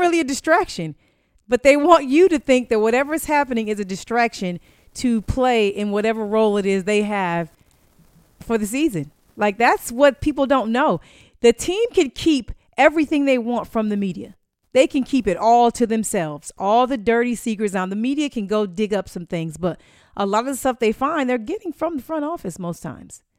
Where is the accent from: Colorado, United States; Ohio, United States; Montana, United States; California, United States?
California, United States; Inglewood; now in Tampa, United States; I'm from Inglewood, California